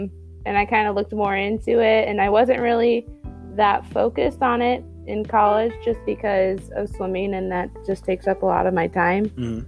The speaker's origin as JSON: {"language": "English", "town": "Bingham Farms", "region": "Michigan", "country": "United States", "tie": "born or raised there", "said": "It was fine. I mean, I lived in a place where I was able to have a lot of connections, and there were like a lot of opportunities for me to do different types of sports."}